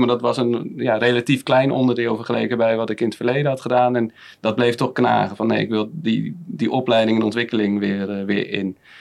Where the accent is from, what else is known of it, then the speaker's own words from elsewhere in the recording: Rotterdam, South Holland, Netherlands; moved away as an adult; now in Haastrecht, Netherlands; Ik kom oorspronkelijk uit Rotterdam